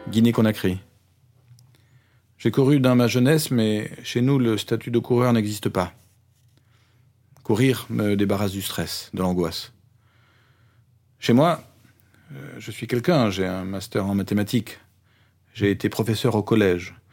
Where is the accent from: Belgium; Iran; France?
Iran; also born or lived in Afghanistan; Je suis né en Afghanistan, mais j'ai grandi en Iran. Pour venir ici, j'ai pris un bateau de la Grèce vers l'Italie.